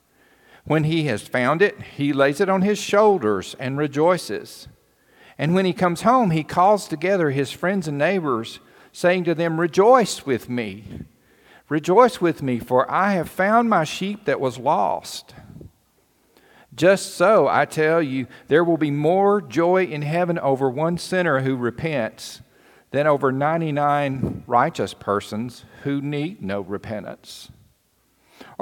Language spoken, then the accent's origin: English; Cherokee, United States; moved away; we moved to a little town called Cherokee. And some of you may know that that's my hometown.